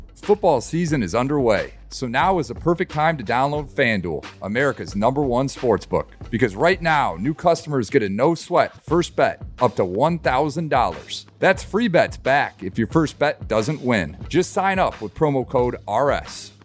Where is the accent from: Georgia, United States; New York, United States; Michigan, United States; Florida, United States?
Michigan, United States; Detroit; my hometown Detroit